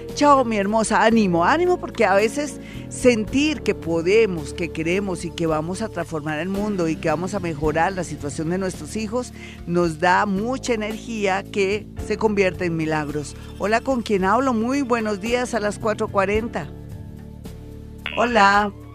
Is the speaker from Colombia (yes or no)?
yes; Colombia; nosotros somos colombianos, somos gente bonita